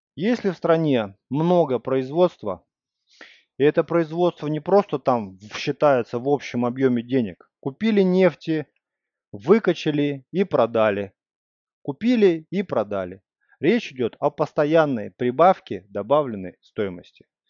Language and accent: Russian; Russia; я из России